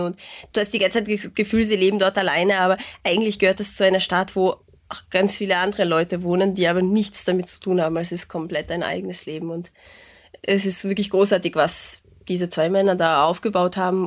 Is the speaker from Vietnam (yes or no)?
no; Hungary; was mich als Ungarin sehr traurig macht